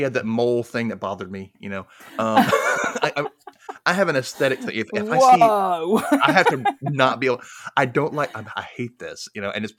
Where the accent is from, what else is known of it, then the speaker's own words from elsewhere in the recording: Mississippi, United States; I grew up in Mississippi.